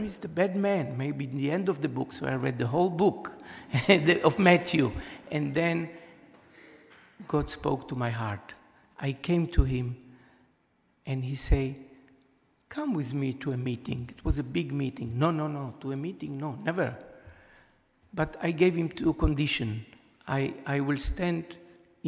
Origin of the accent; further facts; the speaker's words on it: Israel; moved away as an adult; also born or lived in Europe; I was born in Israel